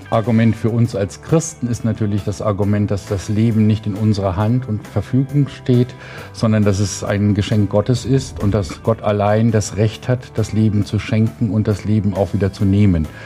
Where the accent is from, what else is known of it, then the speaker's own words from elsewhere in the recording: Indonesia; Also äh, bei uns in Indonesien gibt es auch noch eine Todesstrafe, aber ich bin äh, immer dagegen